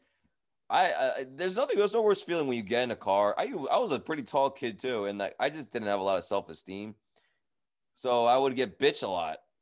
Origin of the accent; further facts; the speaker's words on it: Edison, New Jersey, United States; I grew up in Edison, New Jersey